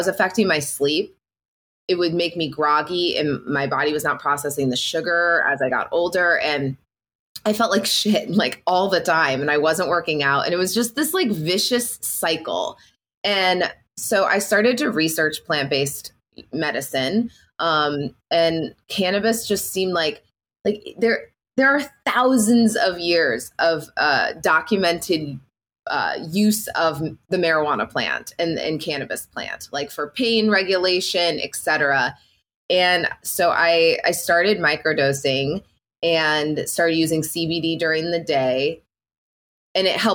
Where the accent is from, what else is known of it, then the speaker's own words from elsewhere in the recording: Illinois, United States; I'm born and raised in the Midwest. I'm from Illinois. I grew up on a very small town, it's like 800 people